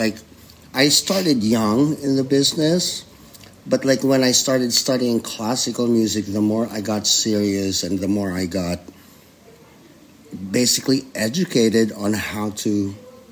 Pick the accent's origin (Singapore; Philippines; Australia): Philippines; Manila, Metro Manila; moved away; also born or lived in San Francisco; I was born in the Philippines, in Manila